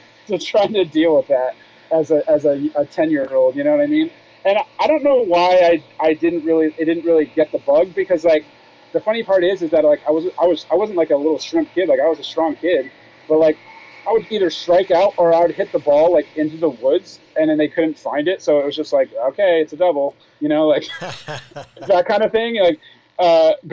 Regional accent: Northeast, United States; I'm from the Northeast.

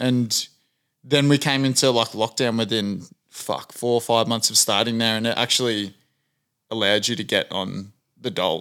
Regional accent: Australia; a white Australian

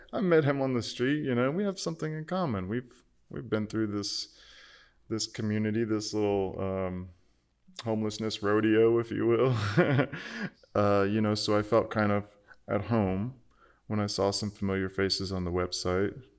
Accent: Archer, Florida, United States; moved away as an adult; also born or lived in Gainesville, Florida; now in Austin, United States; my sister and I joined the church choir a Methodist church in our hometown Archer, which is just about 12 miles outside of Gainesville

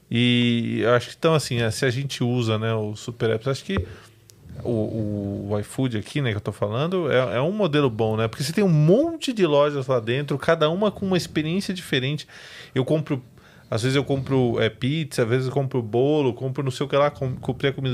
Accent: Goiás, Brazil; eu sou de, de Goiás. Minha mãe, minha mãe nasceu lá nas fazendas.

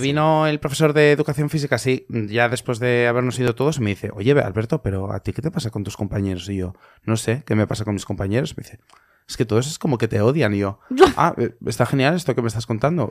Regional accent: Valencia, Valencian Community, Spain; yo soy valenciano

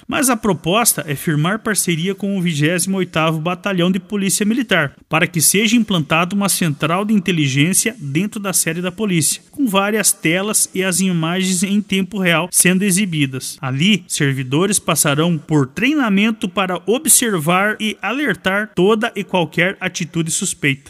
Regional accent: Brazil; Mato Preto, minha terra amada

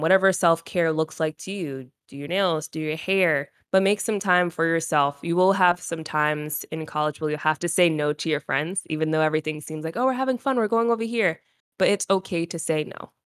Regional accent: Rhode Island, United States; moved away as an adult; also born or lived in North Carolina; I was from Rhode Island

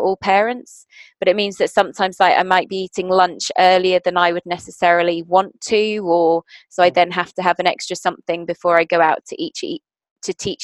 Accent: South Africa; moved away; I'm South African originally.

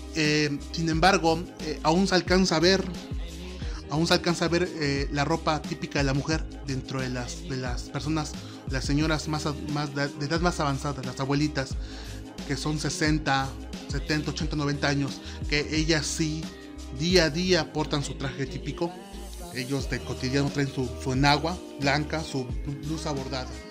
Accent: Oaxaca, Mexico; also born or lived in San Andrés Solaga, Oaxaca; yo soy de Oaxaca, yo soy oaxaqueño y actualmente vivo en la Sierra Norte del estado de Oaxaca

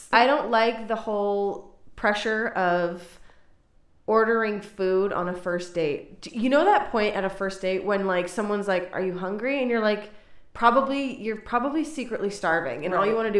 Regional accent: Ireland; now in Israel; I'm Irish. I like a stiff drink.

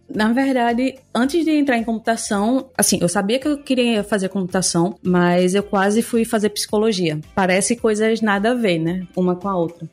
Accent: Recife, Pernambuco, Brazil; Eu sou pernambucana, falo de Recife

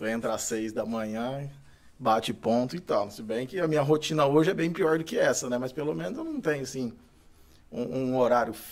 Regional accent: Itumbiara, Goiás, Brazil; Sou goiano. Eu é nasci, eu sou goiano, nasci em Itumbiara.

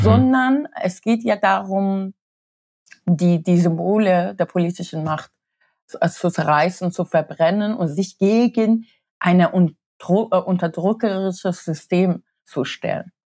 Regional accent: Tehran, Tehran Province, Iran; moved away; Ich bin während des, des Iran-Irak-Krieges geboren und in Teheran.

